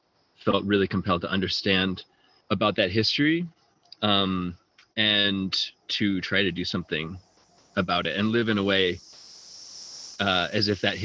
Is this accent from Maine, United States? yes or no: yes; Phippsburg, Maine, United States; also born or lived in Portland, Maine / Armenia / Ladakh; I live here in Franklin, Maine as well. I grew up in Phippsburg, Maine. Went to high school in Portland, and I've traveled quite a bit